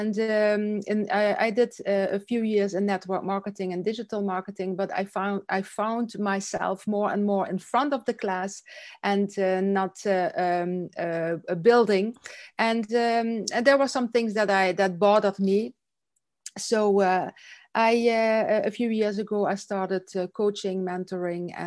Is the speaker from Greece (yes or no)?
no; south of Holland, southern Netherlands, Netherlands; now in Belgium; I'm from Holland. I'm from the south of Holland. I live in Belgium